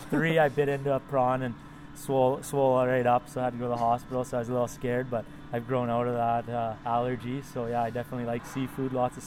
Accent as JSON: {"language": "English", "town": "Comox", "region": "British Columbia", "country": "Canada", "tie": "born or raised there", "said": "Comox is a very versatile place. I'm pretty fortunate to grow up there."}